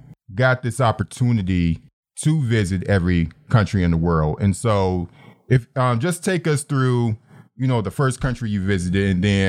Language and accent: English; Detroit, Michigan, United States; we are both from Detroit.